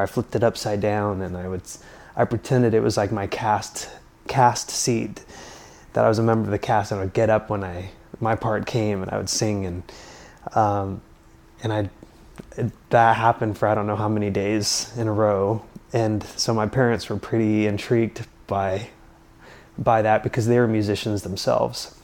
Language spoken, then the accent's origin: English; Utah, United States; growing up in Utah